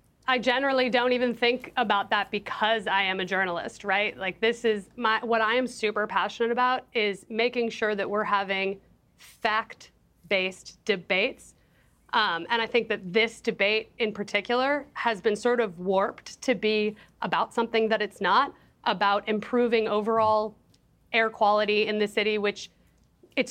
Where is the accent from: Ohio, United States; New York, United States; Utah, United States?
New York, United States; New York City; I'm also a New Yorker, and I paid for my college tuition at a SUNY school by working at a pizzeria